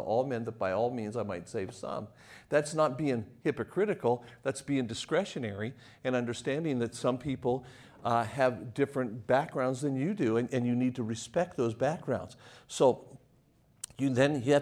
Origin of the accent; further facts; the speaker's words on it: Las Vegas, Nevada, United States; moved away; also born or lived in Lynchburg, Virginia; I left Las Vegas, Nevada